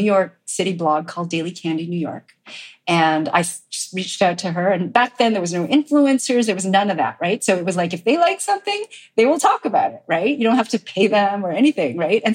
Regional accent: Montreal, Quebec, Canada; I grew up in Montreal, as you said, and, you know, my parents were immigrants from Korea

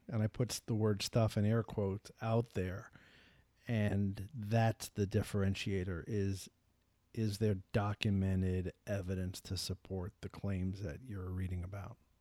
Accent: New York, United States; I'm from New York

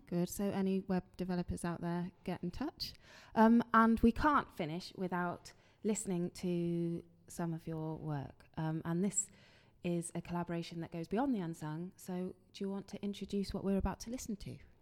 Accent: London, United Kingdom; born or raised there; moved away

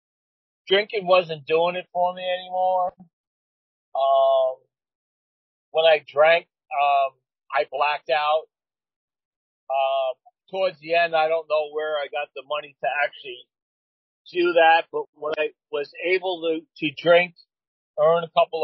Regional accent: New York City, New York, United States; moved away; I relocated back to where I was born and raised in Flushing, Queens

